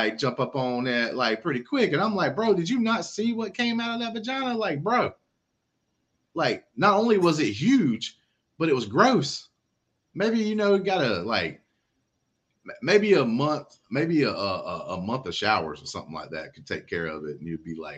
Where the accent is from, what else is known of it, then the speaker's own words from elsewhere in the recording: United States; as an American